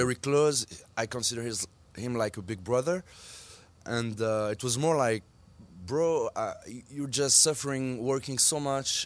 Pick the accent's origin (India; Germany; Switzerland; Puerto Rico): Switzerland; I grew up in Switzerland. My mom is Swiss, but still, I will always be considered as an Algerian in Switzerland